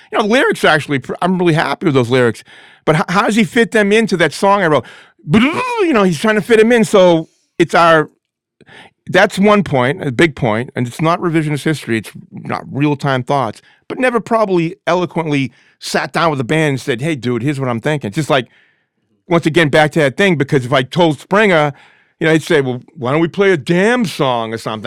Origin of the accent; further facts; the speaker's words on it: Lynn, Massachusetts, United States; I'm from Lynn